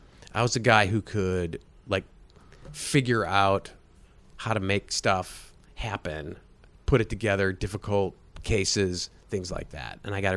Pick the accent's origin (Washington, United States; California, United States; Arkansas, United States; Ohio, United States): Ohio, United States; Cleveland; Cleveland, Ohio.